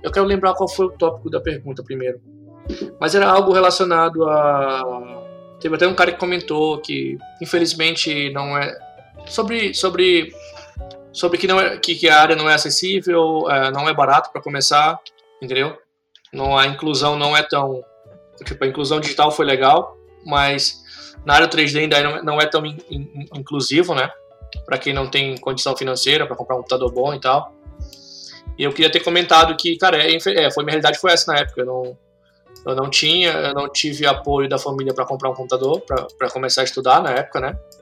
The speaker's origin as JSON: {"language": "Portuguese", "country": "Brazil", "also_born_or_lived": "Russia / Dubai", "moved": "as an adult", "lives_now": "Canada", "said": "eu sou brasileiro"}